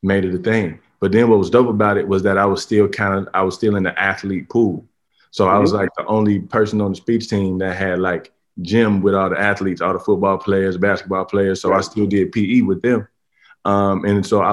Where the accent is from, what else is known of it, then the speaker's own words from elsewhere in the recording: Harvey, Illinois, United States; I'm from Harvey, Illinois, and that's a hood where, you know, part of my survival was basketball